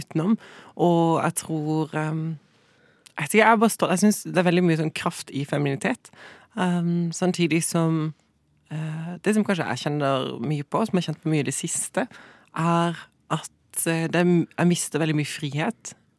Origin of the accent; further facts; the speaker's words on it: Sørlandet, Southern Norway, Norway; Jeg er fra Sørlandet